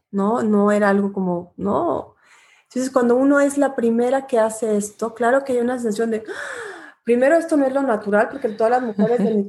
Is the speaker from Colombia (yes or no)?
no; Guatemala; moved away; soy exilada de país porque también salí exilada de Guatemala. Entonces, pues cuando regreso a Guatemala lo atesoro mucho más.